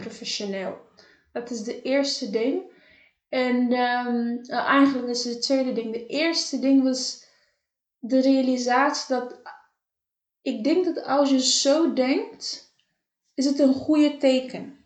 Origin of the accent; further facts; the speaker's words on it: Cape Verde; moved away; want ik ben in Caverde opgegroeid.